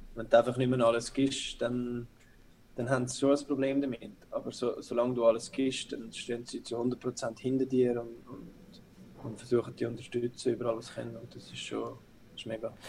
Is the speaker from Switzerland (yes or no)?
yes; Zurich, Switzerland; moved away as an adult; ich bin auch in Zürich aufgewachsen